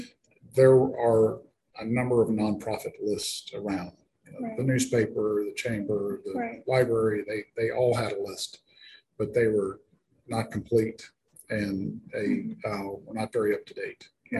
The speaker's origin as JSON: {"language": "English", "town": "Boerne", "region": "Texas", "country": "United States", "tie": "born or raised there", "also_born_or_lived": "San Antonio", "moved": "as an adult", "said": "I grew up here in Bernie"}